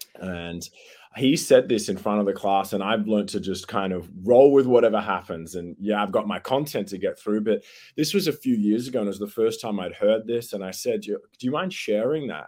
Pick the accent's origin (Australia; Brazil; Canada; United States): Australia; accent: Australian; it's good to be chatting from back here in Australia. I'm sure your listeners worked that out from my accent straight away